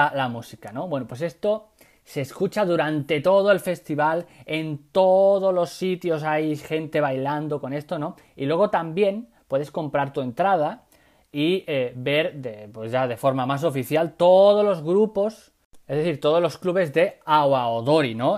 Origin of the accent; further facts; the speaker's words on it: Badajoz, Extremadura, Spain; yo soy de campo, no soy de ciudad, yo soy de Extremadura, yo soy de Badajoz, o sea, de más campo no puedo ser